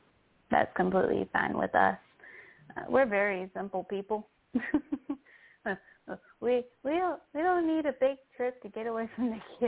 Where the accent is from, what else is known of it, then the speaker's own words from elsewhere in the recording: Williamsburg, Virginia, United States; I was raised in Williamsburg and I've been going to Busch Gardens all my life